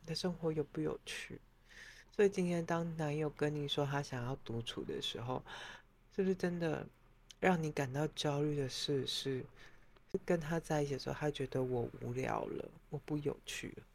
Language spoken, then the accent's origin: Chinese; Taiwan; moved away as an adult; now in Europe; 我们台湾人